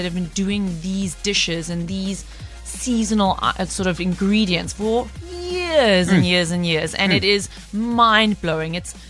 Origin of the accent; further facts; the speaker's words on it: South Africa; as a South African